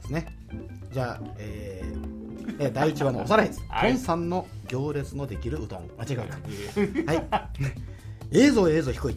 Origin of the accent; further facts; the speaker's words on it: Kumamoto, Japan; accent: Kumamoto dialect; 熊本弁は喋りますが、はいわかりますが、はいちーっと違うとですね